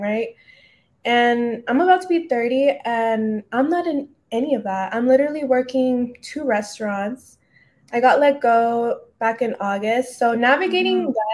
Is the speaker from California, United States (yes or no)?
yes; San Diego, California, United States; now in Los Angeles, United States; I'm originally from San Diego, but I came out to L.A.